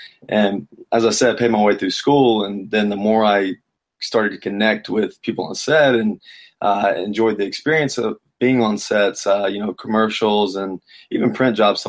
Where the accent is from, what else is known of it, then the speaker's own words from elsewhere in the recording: South Carolina, United States; moved away; Originally, South Carolina.